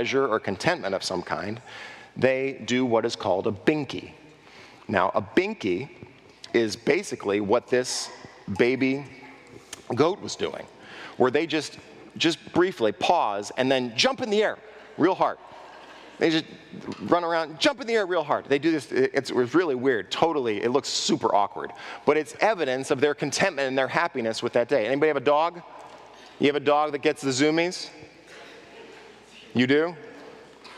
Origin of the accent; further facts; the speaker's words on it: Southern California, United States; also born or lived in Texas; I grew up in Southern California where livestock is rare.